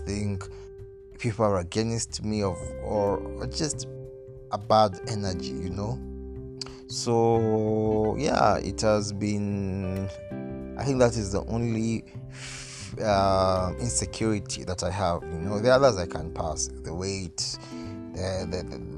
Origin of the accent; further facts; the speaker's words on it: Nairobi, Kenya; I grew up in Nairobi, Kenya